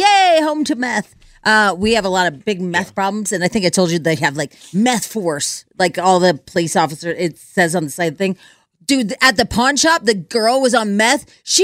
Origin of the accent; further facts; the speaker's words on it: Pueblo, Colorado, United States; Hey, I'm from Pueblo and my mom lives there.